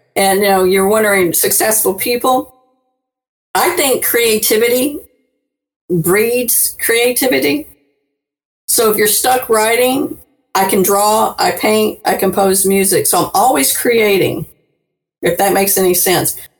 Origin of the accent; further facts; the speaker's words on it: New Orleans, Louisiana, United States; I live, I'm from New Orleans